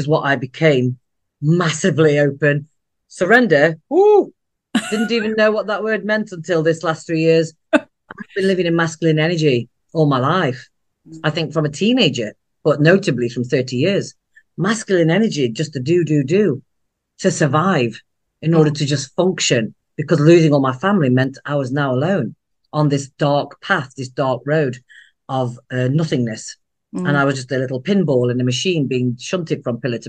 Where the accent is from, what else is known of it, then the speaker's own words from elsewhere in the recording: United Kingdom; I am a British Indian, a second generation born here in the UK to Indian immigrants